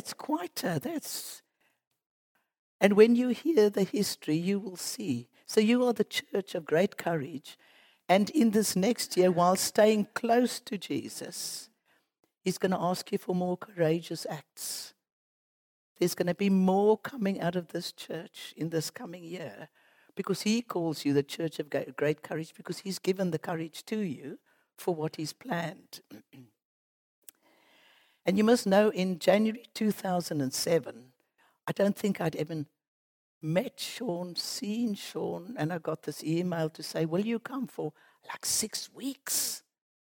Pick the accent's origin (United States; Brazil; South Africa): South Africa; Cape Town, Western Cape; moved away as an adult; by the accent, you know, we come from Cape Town